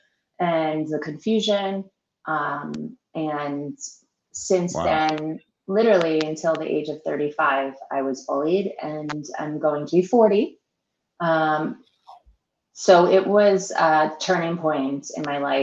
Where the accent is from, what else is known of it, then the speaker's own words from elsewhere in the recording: Melville, New York, United States; moved away as an adult; now in Florida, United States; born and raised on Long Island in the Mineola Hospital. I lived in Melville, Long Island, New York, until I moved to Florida, which was 6.5 years ago